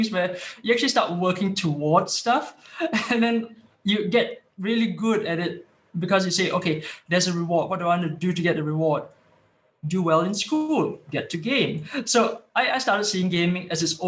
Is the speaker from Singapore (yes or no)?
yes; Singapore; moved away as an adult; now in Sweden; I was originally from Singapore and then popped over here to Sweden for work